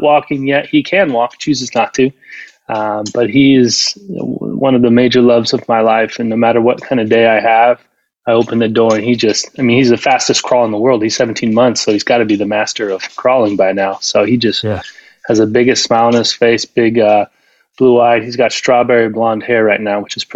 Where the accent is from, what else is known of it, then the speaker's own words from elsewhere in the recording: Southern California, United States; also born or lived in Idaho / Mississippi; I'm from Southern California